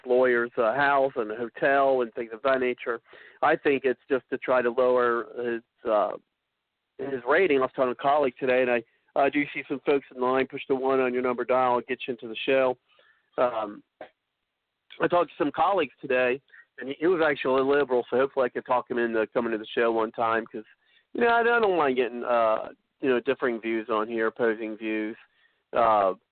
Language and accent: English; Ohio, United States; I'm from Ohio